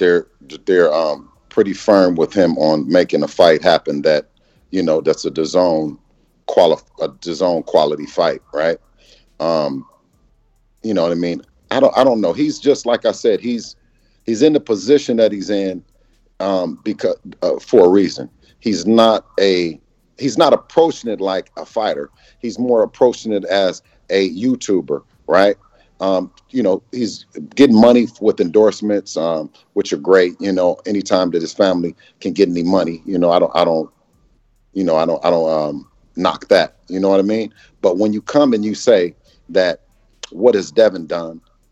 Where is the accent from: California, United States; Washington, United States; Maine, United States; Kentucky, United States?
California, United States; us being from the West Coast, you know, born and raised in the Bay Area, right?